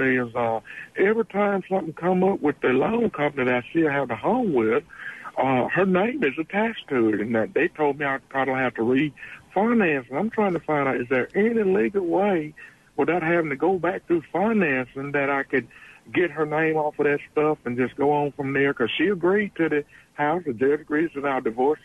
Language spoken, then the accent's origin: English; Jackson, Mississippi, United States; I come from Jackson, Mississippi.